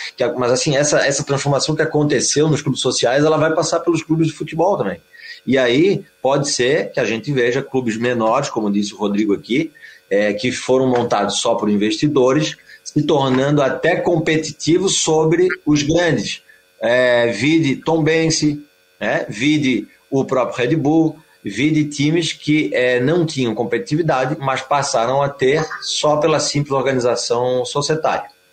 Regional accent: Florianópolis, Santa Catarina, Brazil; nós, né, que somos de Florianópolis

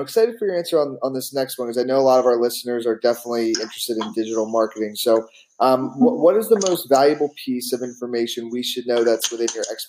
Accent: Philadelphia, Pennsylvania, United States; accent: Philly; moved away; if you hear our Philly accents, that's why.

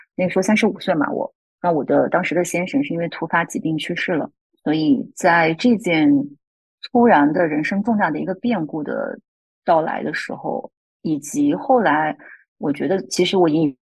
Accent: Zibo, Shandong, China; moved away as an adult; also born or lived in Wuhan / Beijing; now in Sydney, Australia; 我出生在山东淄博这个城市的一个小镇上

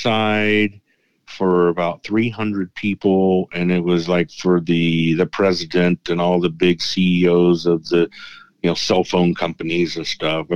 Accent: Texas, United States; I'm from Texas.

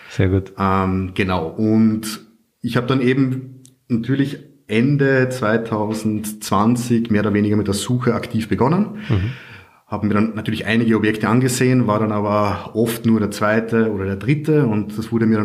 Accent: Carinthia, Austria; now in Vienna, Austria; Ich komme ursprünglich aus Kärnten, wohne aber jetzt schon seit ja, 12 oder 13 Jahren in Wien

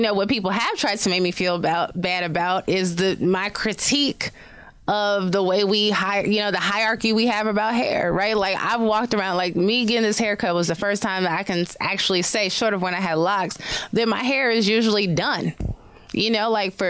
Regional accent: Chicago south suburbs, Illinois, United States; now in New York, United States; I'm from Chicago

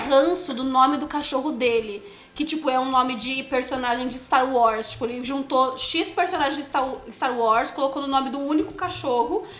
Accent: Santos, São Paulo, Brazil; now in São Paulo, Brazil; Eu sou de Santos, vim de skate até São Paulo

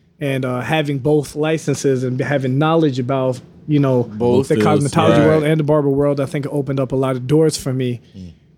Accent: New York, United States; I'm from New York

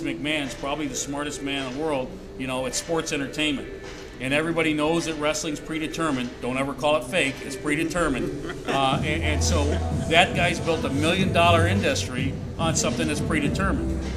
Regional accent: Muskegon, Michigan, United States; moved away; I grew up in Muskegon, so I was a Mohawks fan.

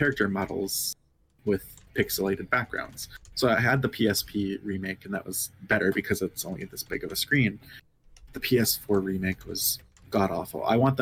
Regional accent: United States; I grew up in Dakota homeland

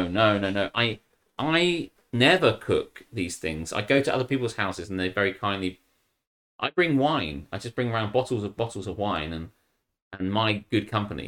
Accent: United Kingdom; I'm too British for that shit. I'm too British for that shit, too lazy to cook.

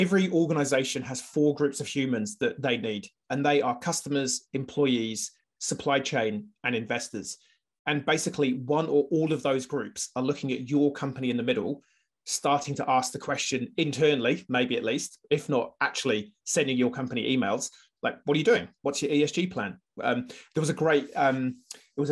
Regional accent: United Kingdom; now in New Zealand; I'm British

